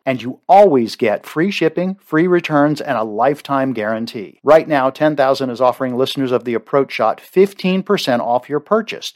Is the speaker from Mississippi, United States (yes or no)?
no; Baltimore, Maryland, United States; I grew up in Baltimore